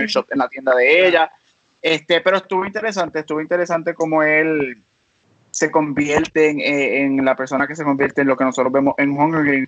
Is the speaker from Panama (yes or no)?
no; Puerto Rico; now in United States; soy natural de Puerto Rico, vivo acá afuera en Estados Unidos